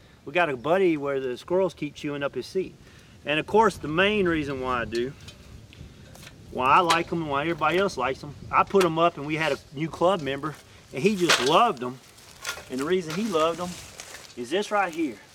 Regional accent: Mississippi, United States; my hometown in Mississippi

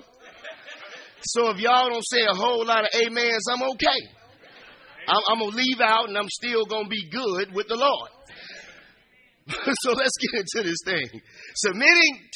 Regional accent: Chicago, Illinois, United States; moved away as an adult; also born or lived in San Antonio, Texas; I'm from the Inglewood in Chicago. I'm from the streets. I'm from the hood

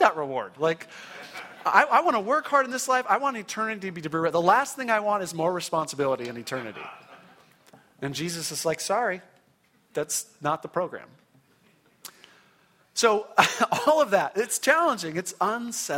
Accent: Orange County, California, United States; I grew up in Orange County in a wonderful Christian home

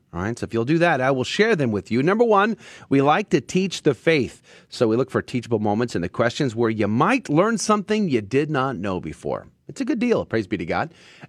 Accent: San Antonio, Texas, United States; born or raised there

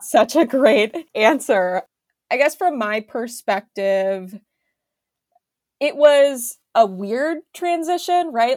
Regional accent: Minneapolis, Minnesota, United States; I was going back to my hometown

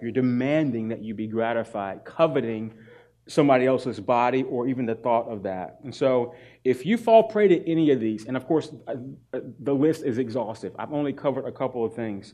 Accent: North Carolina, United States; I'm from North Carolina.

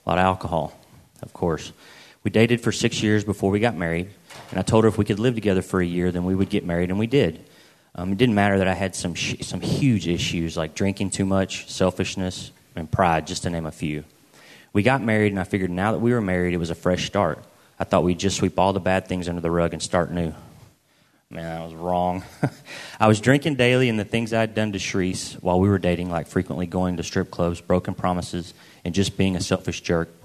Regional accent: Arlington, Texas, United States; I was born in Arlington, Texas, and I've lived in the Dallas area all my life

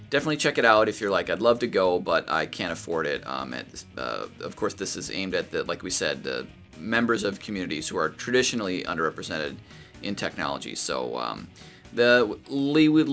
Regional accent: Minnesota, United States; I grew up in Minnesota

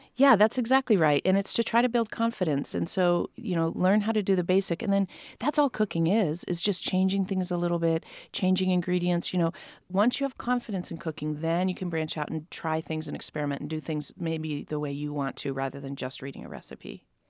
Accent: Ohio, United States; moved away; I was raised in Ohio.

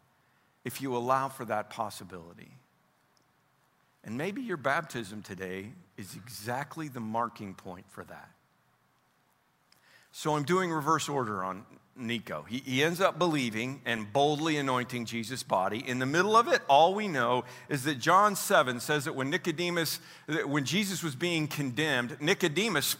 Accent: Oklahoma, United States; also born or lived in Roby, Missouri; I'm from Oklahoma, but I was born in Missouri.

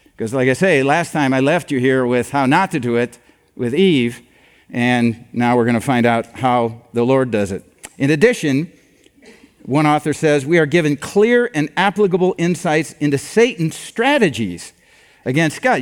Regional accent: Iowa, United States; I'm from Iowa

